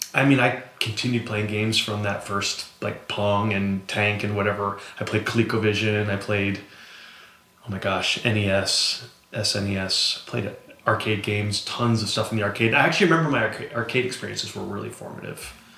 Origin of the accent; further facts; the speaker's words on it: Montpelier, Vermont, United States; now in Cleveland, United States; in my in my hometown in Vermont, Montpelier